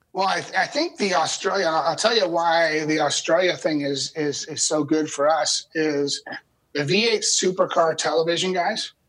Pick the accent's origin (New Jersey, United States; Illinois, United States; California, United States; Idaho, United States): California, United States; I grew up in California